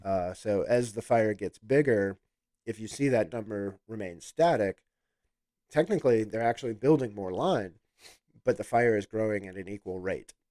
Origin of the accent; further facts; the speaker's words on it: Chicago, Illinois, United States; moved away as an adult; also born or lived in Alabama / Florida Panhandle; born and raised in Chicago, Illinois